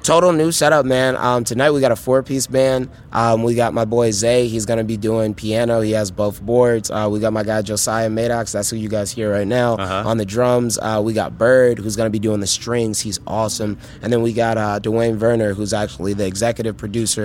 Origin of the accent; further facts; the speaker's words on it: Chicago, Illinois, United States; as a Chicagoan growing up